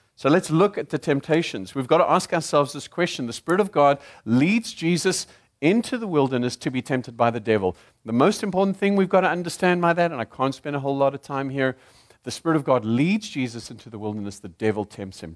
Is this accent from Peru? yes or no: no; South Africa; accent: South African; also born or lived in Zimbabwe; now in United States; I am South African by accent